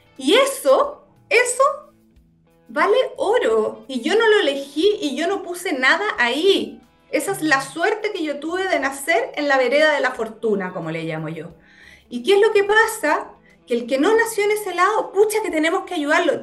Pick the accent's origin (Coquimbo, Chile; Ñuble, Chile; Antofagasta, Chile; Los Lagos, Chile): Los Lagos, Chile; Puerto Montt; moved away as an adult; yo soy nací y criada en Puerto Montt, fíjate. Toda mi vida, eh, hasta los 18